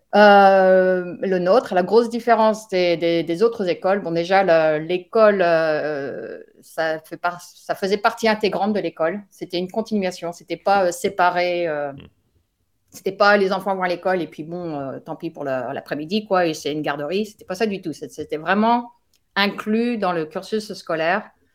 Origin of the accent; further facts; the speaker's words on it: France; moved away as an adult; now in United States; je suis française qui vit actuellement aux États-Unis depuis 1998